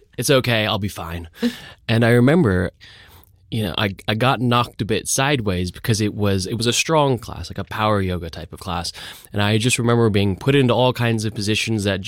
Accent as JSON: {"language": "English", "town": "Los Angeles", "region": "California", "country": "United States", "tie": "born or raised there", "moved": "yes", "said": "I grew up in Los Angeles"}